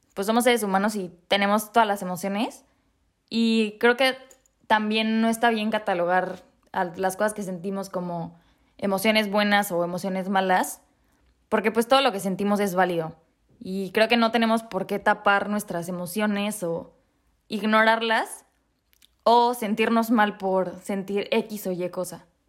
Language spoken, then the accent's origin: Spanish; Mexico; moved away as an adult; now in Prague, Czech Republic; el 23 de enero me fui de México